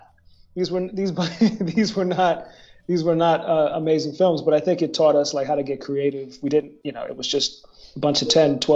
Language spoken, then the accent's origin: English; Woodbury, Minnesota, United States; also born or lived in New Jersey; I was born in New Jersey, but we lived there before. That's not when we first met. I moved to Minnesota.